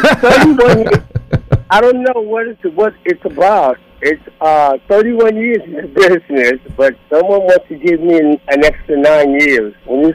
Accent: New York City, New York, United States; born and raised in Harlem

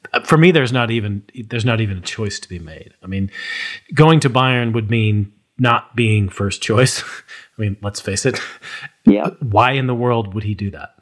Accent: United States; as an American

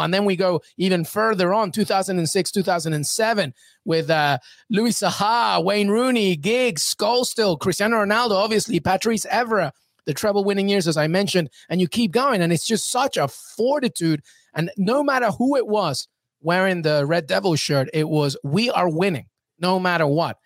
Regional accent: England, United Kingdom; moved away; I grew up in England

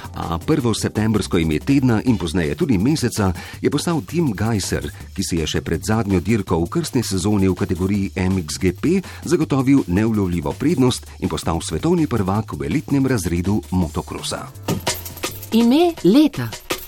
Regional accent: Slovenia; Slovenci smo ponosni na svojo planinsko in alpinistično zgodovino.

